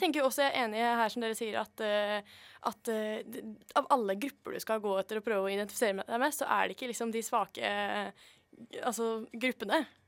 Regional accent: Nøtterøy, Vestfold, Norway; moved away; Jeg er fra Nøtterøy. Et ekte nøttlending

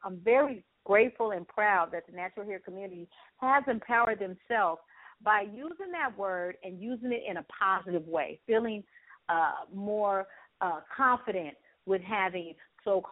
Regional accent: Los Angeles, California, United States; I'm from Los Angeles, California, born and raised

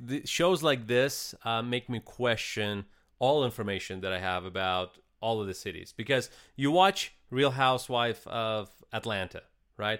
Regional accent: Eastern Ukraine, Ukraine; now in United States; I'm actually from Ukraine

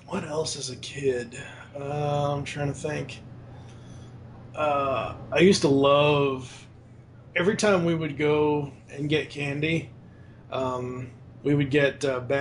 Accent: Boston, Massachusetts, United States; now in Louisville, United States; growing up in Boston, it was around Boston

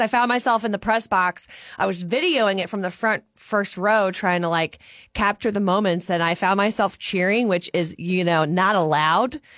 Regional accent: Louisiana, United States; now in Minnesota, United States; I'm from Louisiana

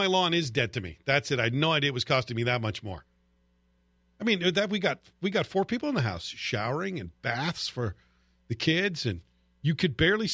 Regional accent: near Glasgow, Scotland, United Kingdom; moved away; when I lived near Glasgow when I was a kid.

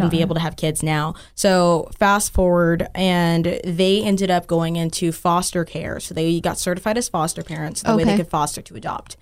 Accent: Dallas, Texas, United States; I'm from Dallas, so I'm like Dallas through and through

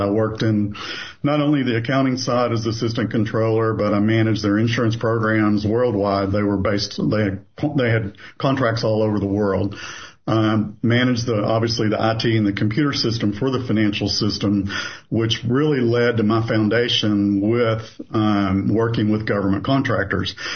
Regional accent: southeastern Kentucky, United States; moved away as an adult; also born or lived in Louisville, Kentucky; now in Knoxville, United States; I was born in Louisville, Kentucky. I grew up in southeastern Kentucky

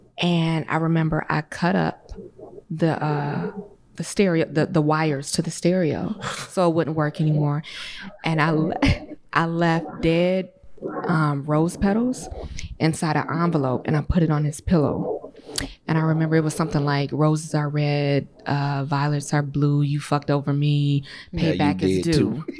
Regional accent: Detroit, Michigan, United States; I'm from Detroit.

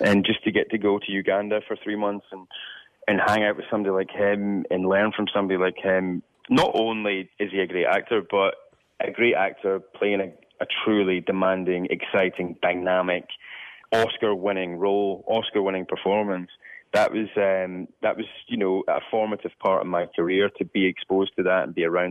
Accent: Scotland, United Kingdom; as a young Scottish person

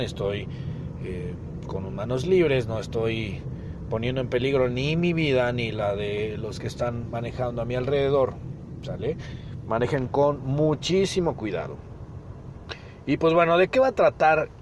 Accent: Mexico; porque somos mexicanos

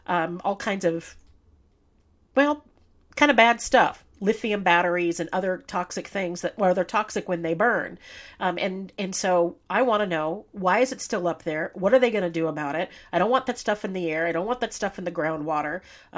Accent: San Bernardino, California, United States; San Bernardino is my hometown. I live here, work here, and raised my children here.

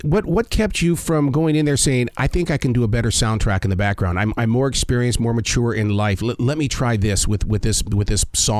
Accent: Billings, Montana, United States; I'm from Billings.

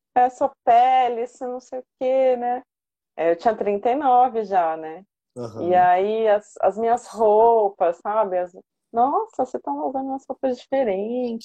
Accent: São Paulo, Brazil; now in Santo André, Brazil; Sou de São Paulo, mas moro em Santo André

